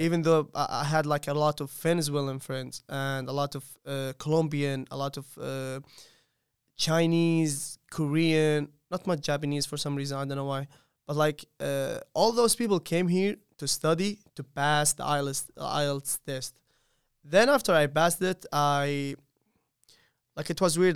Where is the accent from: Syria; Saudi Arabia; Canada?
Saudi Arabia; moved away as an adult; now in Charlotte, United States; I'm from Saudi Arabia